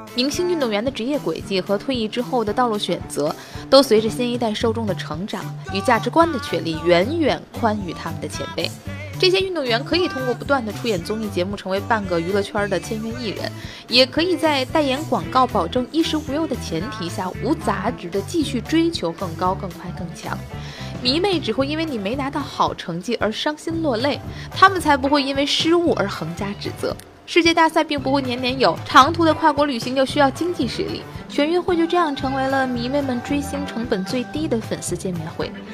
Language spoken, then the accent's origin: Chinese; Tianjin, China; 我的家乡啊，号称格儿都，口头语儿是骂钱不钱的